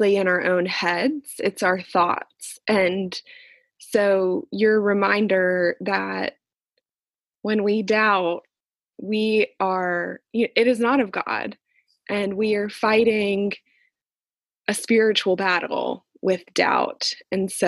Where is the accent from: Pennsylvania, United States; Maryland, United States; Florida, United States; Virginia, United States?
Florida, United States; Jacksonville; also born or lived in Wales; Jacksonville is my hometown. I've lived here my entire life